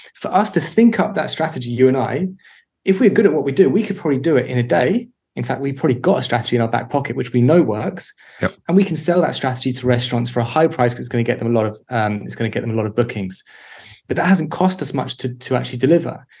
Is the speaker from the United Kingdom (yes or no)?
yes; London, United Kingdom; moved away as an adult; also born or lived in Birmingham / East Finchley; I grew up in North London uh, in a small place called Mill Hill, and then when I was 18, left to go to Birmingham for uni and never left the Midlands.